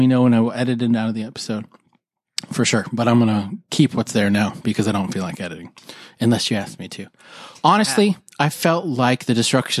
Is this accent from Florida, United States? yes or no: no; Albuquerque, New Mexico, United States; I'm not going to give your last name, but you know who you are. And I'm from Albuquerque, New Mexico.